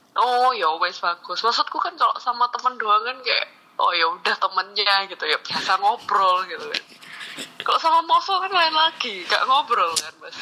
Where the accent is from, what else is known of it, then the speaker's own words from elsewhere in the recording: Sidoarjo, East Java, Indonesia; accent: medok (Javanese); moved away as an adult; now in Jakarta, Indonesia; saya orang Jawa orang sidoarjo